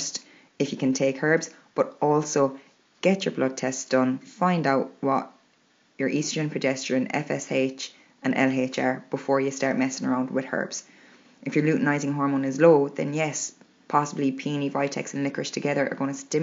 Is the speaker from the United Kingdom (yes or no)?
no; Ireland; We're Irish